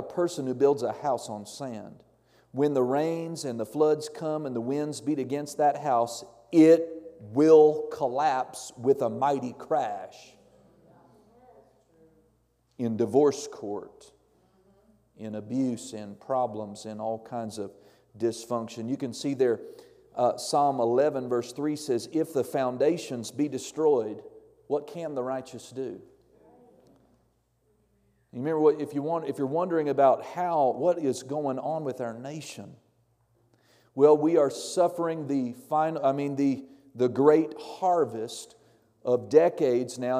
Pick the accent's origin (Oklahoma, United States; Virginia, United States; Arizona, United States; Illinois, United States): Oklahoma, United States; Norman; moved away; I grew up in Norman, Oklahoma, which is about 20 miles south of Oklahoma City